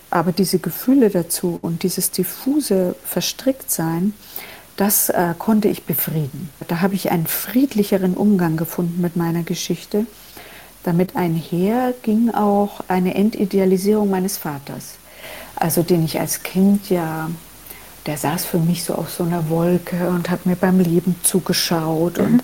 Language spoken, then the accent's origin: German; Germany; Meine einfache Antwort war immer, na, ich bin ja Deutsche